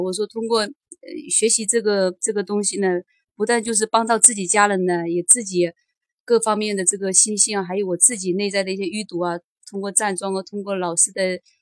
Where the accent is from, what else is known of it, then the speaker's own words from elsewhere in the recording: Jiangxi, China; 我来自江西